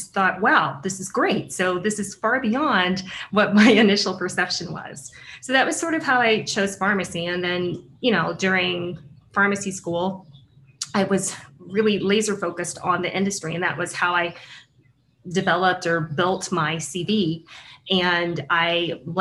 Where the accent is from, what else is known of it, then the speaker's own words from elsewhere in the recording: Huntsville, Texas, United States; first language English; I'm originally from Huntsville, Texas. That's where I grew up